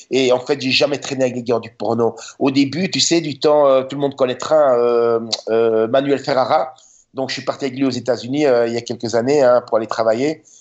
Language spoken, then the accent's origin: French; Budapest, Hungary; now in United States; moi, je venais de Budapest, tu sais. Moi, je venais de Budapest quand je suis arrivé en Californie. Et comparer Budapest et la Californie